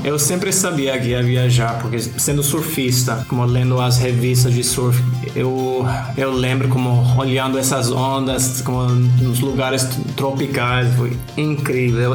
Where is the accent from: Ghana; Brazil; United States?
United States; Portuguese is a second language; now in Australia; obviamente sou americano